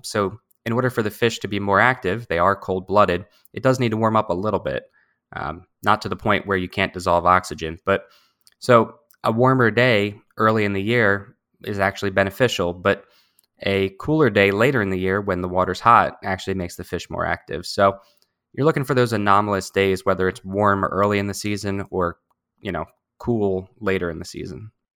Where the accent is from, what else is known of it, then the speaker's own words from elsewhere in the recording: New Jersey, United States; I have spent my whole life living in New Jersey. I grew up down in South Jersey.